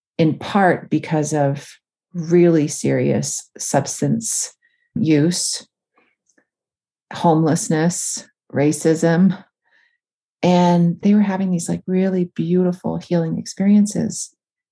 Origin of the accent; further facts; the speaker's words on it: Northern Ontario, Canada; my hometown, which was really odd because I lived in Northern Ontario in a small town.